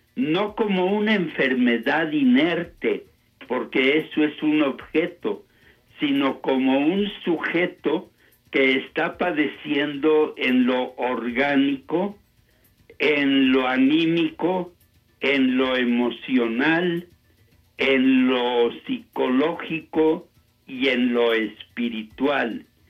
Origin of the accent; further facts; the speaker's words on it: Saltillo, Coahuila, Mexico; also born or lived in Denver, United States / Temple, Texas, United States; regresé a mi patria, aquí a México, concretamente a mi ciudad Saltillo, el año de 1966